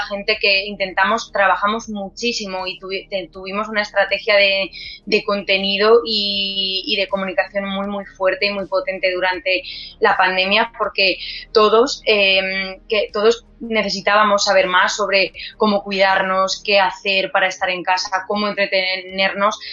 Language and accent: Spanish; Albacete, Castilla-La Mancha, Spain; soy de Albacete y que, la empresa es albaceteña